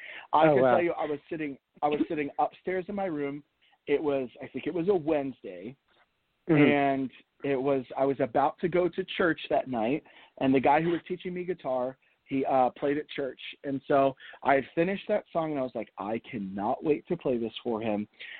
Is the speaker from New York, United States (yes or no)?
no; Virginia, United States; also born or lived in Pennsylvania / Florida; I was born in Pennsylvania, raised for the first small part of my life in Florida, kind of settled our roots in Virginia, and then I moved to Tennessee for college.